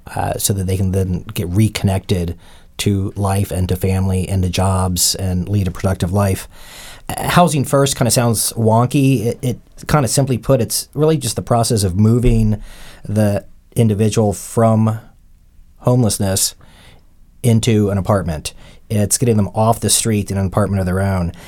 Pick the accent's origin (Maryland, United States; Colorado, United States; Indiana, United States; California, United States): Maryland, United States; Montgomery County; moved away as an adult; also born or lived in Virginia; I'm a native Washingtonian. I've lived here my entire life. I grew up in Montgomery County